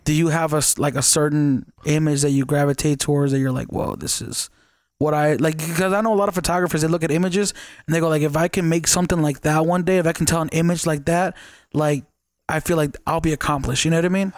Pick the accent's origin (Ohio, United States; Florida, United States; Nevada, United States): Nevada, United States; Las Vegas; I'm from Vegas